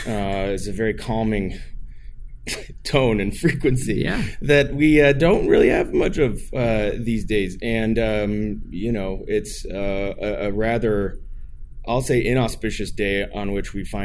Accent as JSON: {"language": "English", "town": "Portland", "region": "Oregon", "country": "United States", "said": "I'm from Portland, Oregon."}